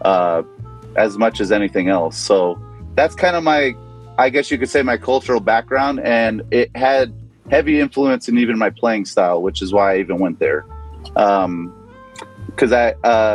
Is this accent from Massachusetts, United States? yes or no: no; New Jersey, United States; I was born in New Jersey